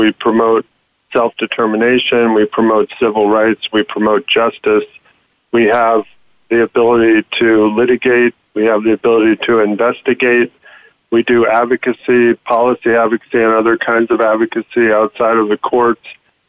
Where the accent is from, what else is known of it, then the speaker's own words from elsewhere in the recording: California, United States; moved away as an adult; also born or lived in Washington, D.C. / Boston; after 26 years in D.C., I'm back in my home state of California